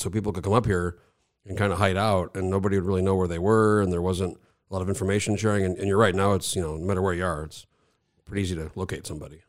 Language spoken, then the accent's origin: English; New Mexico, United States; now in Alaska, United States; I grew up in New Mexico, so I was born in eighty-four. We moved there when I was a baby, so I grew up there